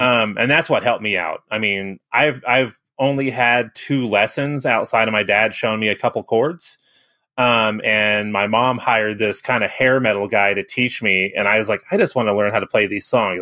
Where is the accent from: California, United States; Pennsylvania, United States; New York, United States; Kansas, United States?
Kansas, United States; Kansas City; moved away as an adult; now in Kansas City, Missouri, United States; I grew up in Kansas City on, I'm actually on the Kansas side